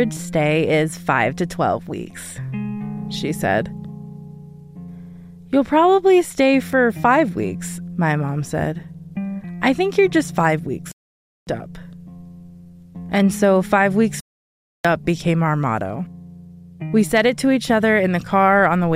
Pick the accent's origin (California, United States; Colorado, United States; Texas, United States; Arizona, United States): Colorado, United States; Denver; I grew up in Colorado